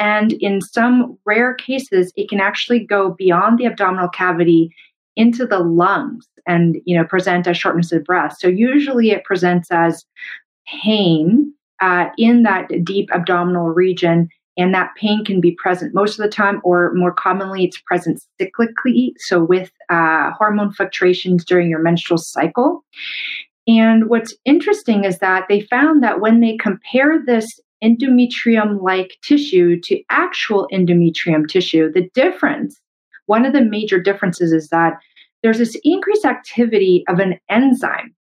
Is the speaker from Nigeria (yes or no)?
no; Canada; I'm a Canadian medical doctor